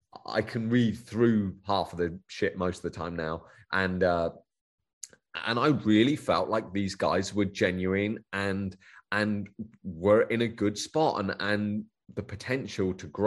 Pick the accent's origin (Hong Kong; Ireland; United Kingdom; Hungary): United Kingdom; It's, Yareve being from Australia, it seems to click quite well with me being British.